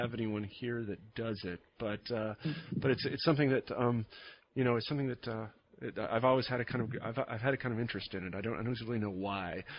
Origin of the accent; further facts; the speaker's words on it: Kansas, United States; I was from Kansas